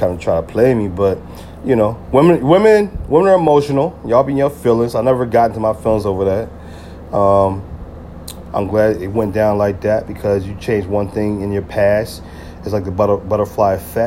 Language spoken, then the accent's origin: English; New Jersey, United States; when I came back to Jersey